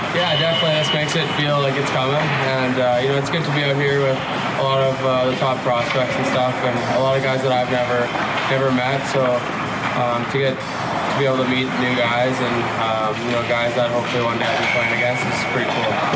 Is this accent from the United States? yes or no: no; Canada; I grew up in Canada